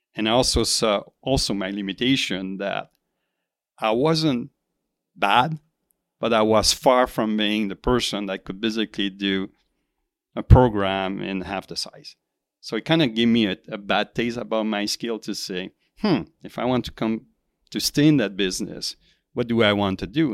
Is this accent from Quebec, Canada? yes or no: yes; Quebec, Canada; moved away as an adult; also born or lived in Silicon Valley; I, I come from Quebec